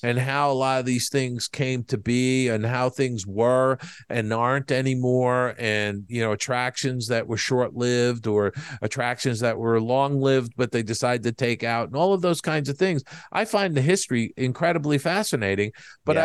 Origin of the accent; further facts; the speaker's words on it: East Coast, United States; moved away; I grew up on the East Coast